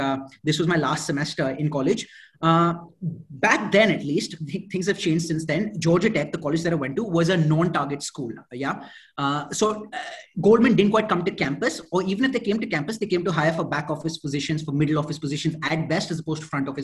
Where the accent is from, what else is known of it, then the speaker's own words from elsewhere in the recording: India; moved away as an adult; also born or lived in Atlanta, United States / New York, United States; originally from India, born and brought up in India